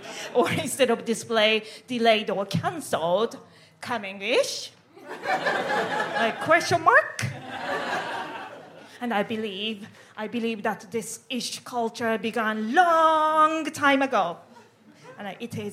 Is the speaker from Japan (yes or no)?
yes; Japan; moved away as an adult; now in United Kingdom; I am from Japan